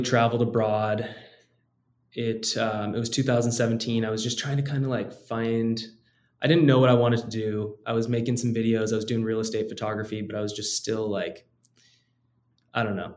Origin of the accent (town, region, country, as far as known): United States